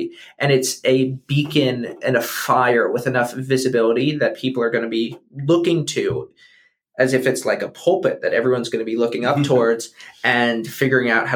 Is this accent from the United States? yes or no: yes; United States; as an American